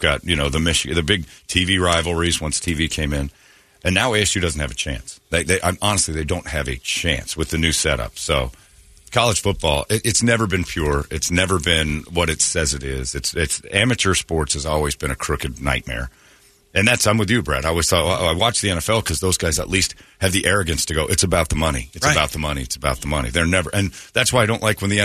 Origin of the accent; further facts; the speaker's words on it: United States; I'm American